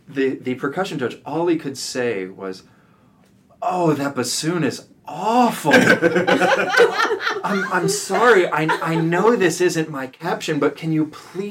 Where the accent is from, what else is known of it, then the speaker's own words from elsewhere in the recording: Round Rock, Texas, United States; moved away as an adult; also born or lived in Philadelphia; now in New York City, United States; I grew up in Texas in a town called Round Rock